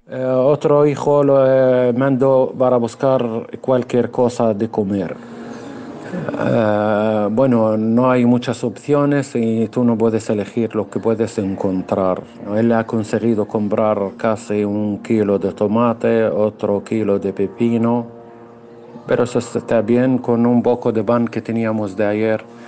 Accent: Gaza, Gaza Strip, Palestine; soy ciudadano de la franja de Gaza y vivo en la ciudad Gaza misma

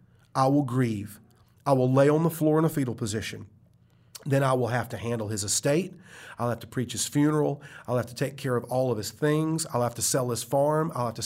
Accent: United States; As an American, I see that all the time.

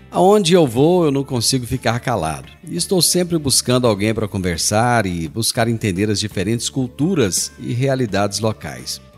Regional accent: Brazil

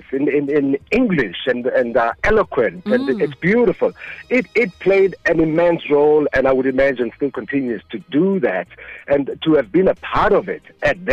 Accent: Eden Park, Gauteng, South Africa; colored neighborhood called Eden Park. That's my hometown

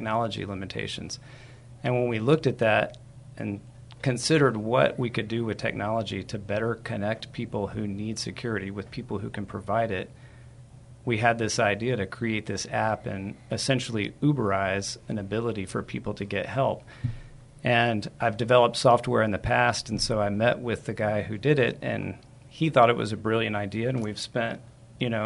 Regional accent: San Antonio, Texas, United States; I'm a native San Antonian, born and raised here, educated here

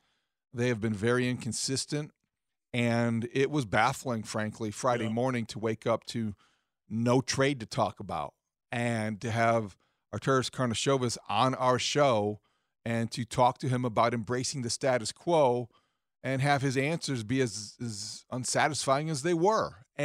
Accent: Beijing, China; Well, it was tough growing up in Beijing.

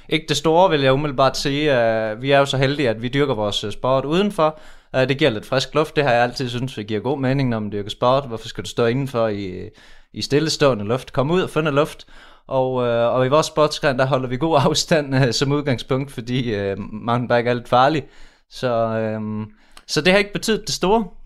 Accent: Udbyhøj, Central Denmark Region, Denmark; vi kommer jo fra Udbyhøj

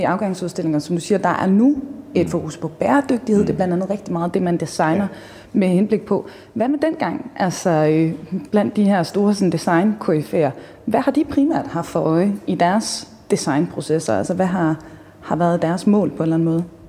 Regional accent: Jutland, Denmark; jeg er jo fra Jylland, så selvfølgelig har man reddet på hest

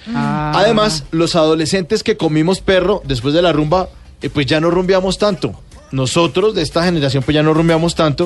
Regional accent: Colombia; montó un local frente a Unicentro acá en Bogotá

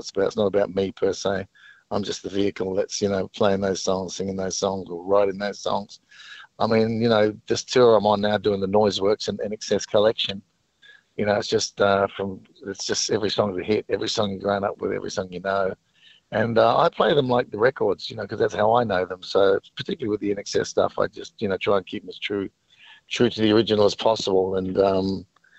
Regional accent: New Zealand; I grew up in New Zealand

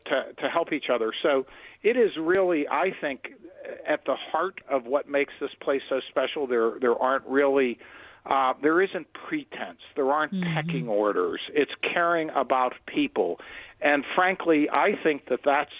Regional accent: Swissvale, Pennsylvania, United States; I actually grew up right on the border of Edgewood and Swissvale

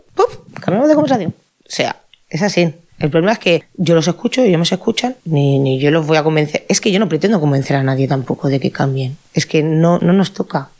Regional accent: Catalonia, Spain; Yo nunca me he sentido que no fuera de aquí. Yo me siento muy catalana

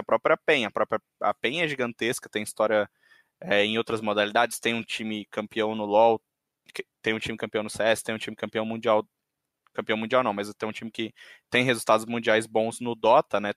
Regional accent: interior of São Paulo, Brazil; Eu sou do interior de São Paulo

